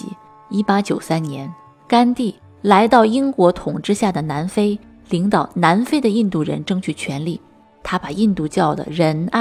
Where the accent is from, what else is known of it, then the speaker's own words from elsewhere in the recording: Northeast China, China; 咱们东北人管这样的人叫啥呢？